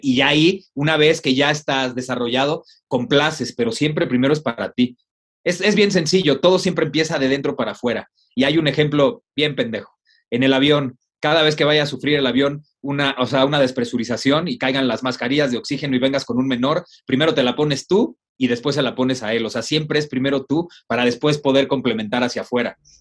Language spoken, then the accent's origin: Spanish; Mexico; así somos los mexicanos